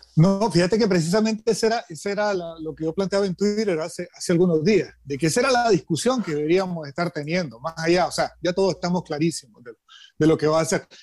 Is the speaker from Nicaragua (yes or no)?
yes; Nicaragua; como nicaragüenses